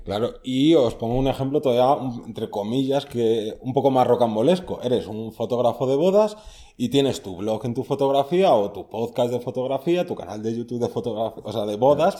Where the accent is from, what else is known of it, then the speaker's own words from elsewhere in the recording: Madrid, Community of Madrid, Spain; Yo soy de Madrid.